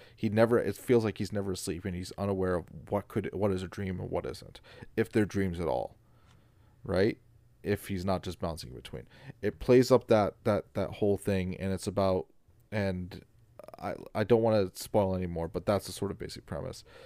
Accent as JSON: {"language": "English", "country": "Canada", "said": "I'm Canadian."}